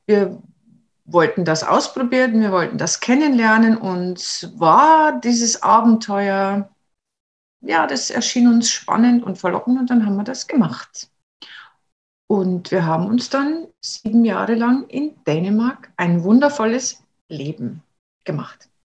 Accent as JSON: {"language": "German", "region": "Bavaria", "country": "Germany", "also_born_or_lived": "Denmark", "moved": "as an adult", "lives_now": "Norway", "said": "wir sind ja aus Bayern"}